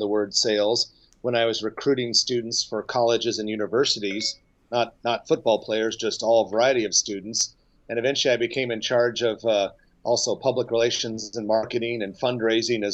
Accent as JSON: {"language": "English", "region": "Nebraska", "country": "United States", "tie": "born or raised there", "said": "I grew up in Nebraska and I live here now"}